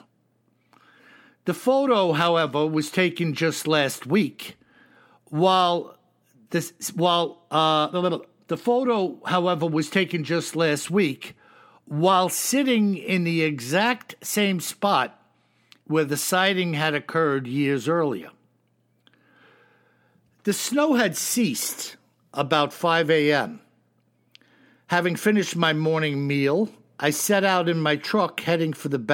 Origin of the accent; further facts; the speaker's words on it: New York, United States; I'm a New Yorker.